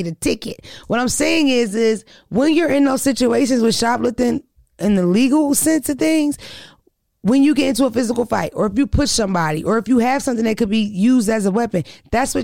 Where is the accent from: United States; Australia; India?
United States; Philadelphia, Pennsylvania; also born or lived in Wilmington, Delaware; I'm from Philly and Delaware